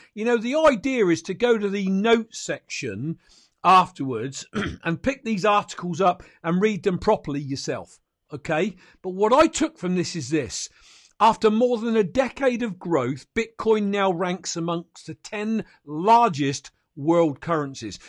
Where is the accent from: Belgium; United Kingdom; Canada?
United Kingdom; I'm a Brit